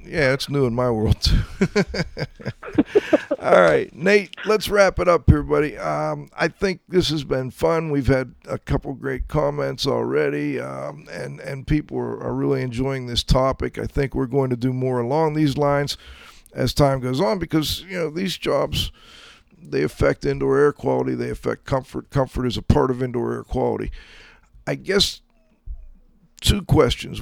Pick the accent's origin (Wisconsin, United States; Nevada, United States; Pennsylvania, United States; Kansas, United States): Pennsylvania, United States; Pittsburgh; I'm you know from Pittsburgh. I'm now up in the mountains to the southeast of Pittsburgh.